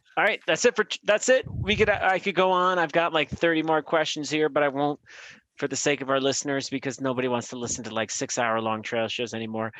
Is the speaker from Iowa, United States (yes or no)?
no; Albany, New York, United States; moved away; also born or lived in New Hampshire; my friend from Boston, who I grew up with in Albany